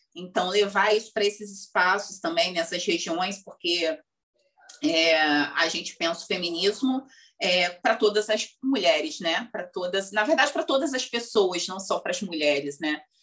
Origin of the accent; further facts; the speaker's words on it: Rio de Janeiro, Brazil; no lugar onde eu cresci, na verdade, que é uma região periférica aqui do Rio de Janeiro